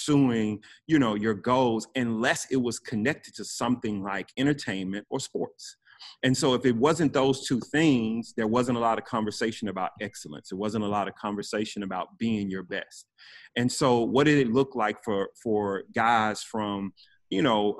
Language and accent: English; Memphis, Tennessee, United States; now in Homestead, United States; I am originally from Memphis, Tennessee, former hip hop artist